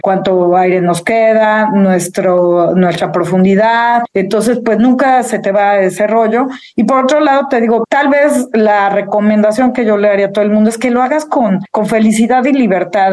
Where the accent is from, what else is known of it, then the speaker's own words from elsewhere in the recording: Mexico City, Mexico; moved away; los chilangos, yo soy chilanga